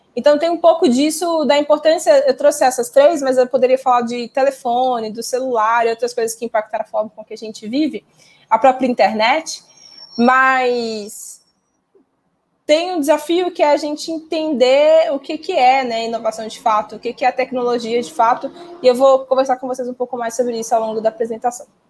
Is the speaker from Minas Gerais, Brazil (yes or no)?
yes; Minas Gerais, Brazil; Sou mineira